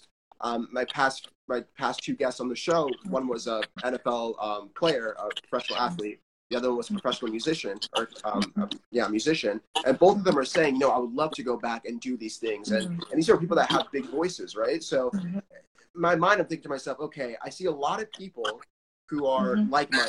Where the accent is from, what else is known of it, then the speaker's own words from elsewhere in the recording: United States; as a Nigerian who lives in the diaspora, I mean, I was born in the United States and I grew up here